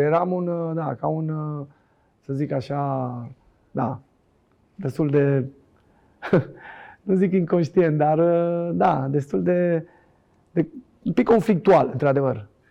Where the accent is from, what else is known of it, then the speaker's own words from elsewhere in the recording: Bucharest, Romania; also born or lived in Oltenia (parents' origin); Din Colentina am ajuns la Dinamo